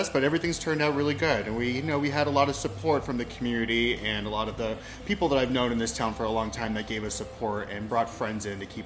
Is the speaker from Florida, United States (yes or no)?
yes; Hollywood, Florida, United States; also born or lived in Miami, Florida / Wilton Manors, Florida; born in Miami, Florida, raised in Hollywood, Florida, and I've been a resident of Wilton Manors since my early 20s.